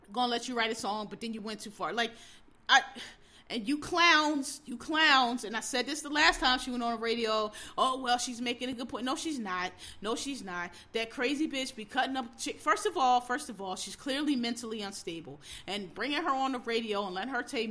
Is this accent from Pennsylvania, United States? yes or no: yes; Philadelphia, Pennsylvania, United States; I grew up in the inner city, I grew up in Philadelphia